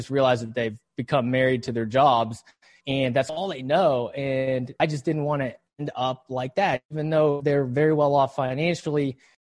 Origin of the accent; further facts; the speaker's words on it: West Virginia, United States; I grew up in West Virginia, a really small town, the bluest of blue collars